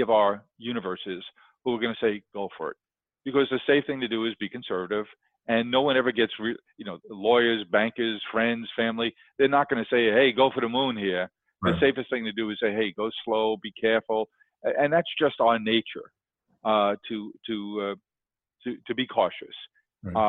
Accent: New York City, New York, United States; I grew up in Queens

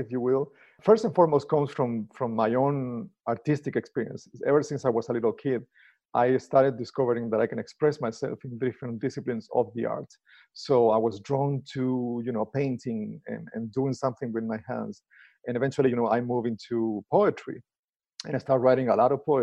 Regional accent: Chile; moved away as an adult; also born or lived in Argentina; now in United States; I'm originally from Chile.

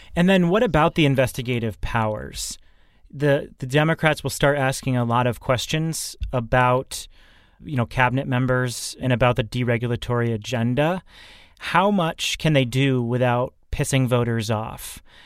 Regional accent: Massachusetts, United States; here in Massachusetts, in my home state

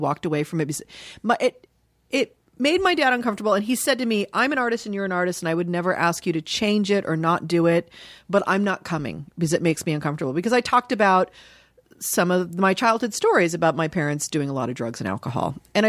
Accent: Dayton, Ohio, United States; born there; I was born in Dayton, Ohio. My mom was born and raised in Dayton

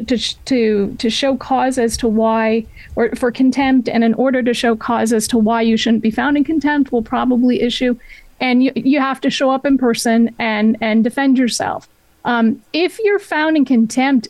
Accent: New Hampshire, United States; also born or lived in Maine; now in California, United States; Yeah, I grew up in New Hampshire. And frankly, I don't have any real memories of my where I was born, which was in Maine

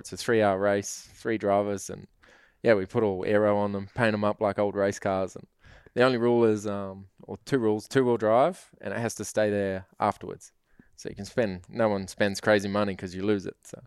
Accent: New Zealand

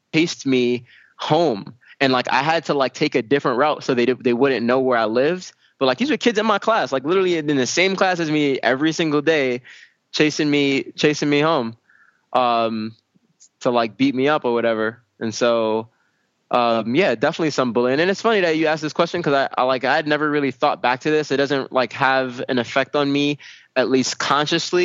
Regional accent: New York City, New York, United States; I grew up in Brooklyn, right, in East New York, Brooklyn, which is a very rough part of Brooklyn.

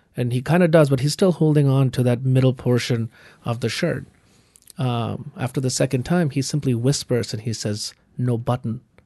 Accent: Kolkata, West Bengal, India; moved away; I'm from Calcutta.

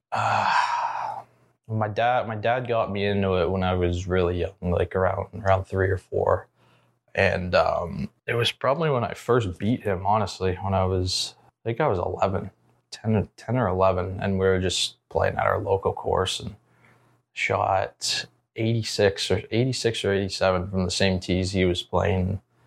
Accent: Ontario, Canada; moved away as an adult; Zach and Coug and myself, the, the Canadian guys

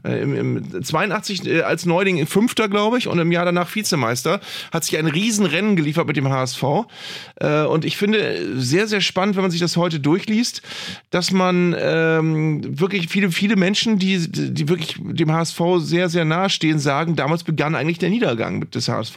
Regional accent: Northern Germany, Germany; hier bei uns im Norden

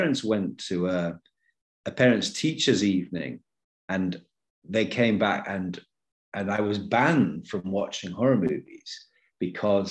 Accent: United Kingdom; moved away as an adult; And it was filming in my hometown.

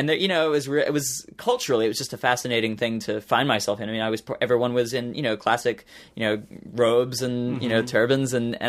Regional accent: Australia; born there; I'm very thankful that I was born in Australia and have that Australian citizenship

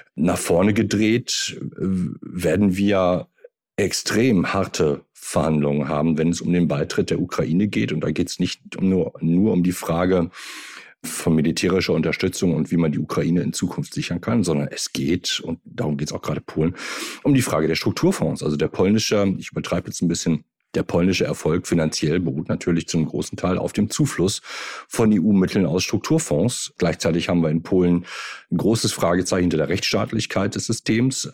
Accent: Germany; sind wir als Deutsche

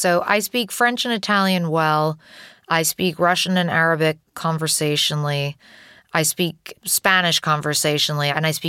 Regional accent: London, United Kingdom; moved away as an adult; now in United States; My mother is American. My father is British. I was born here in London, but I moved to the US when I was 2. And then I moved back to the UK when I was 8. And then I moved back to the US when I was 18.

